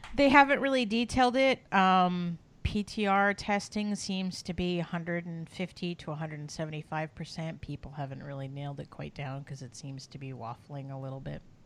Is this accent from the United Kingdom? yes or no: no; Canada; we're both Canadian